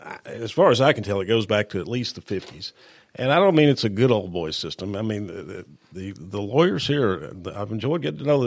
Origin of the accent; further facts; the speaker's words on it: Columbia, Tennessee, United States; I was born and raised right here in Columbia, Jack, and except for going off to college and law school, I've lived here all my life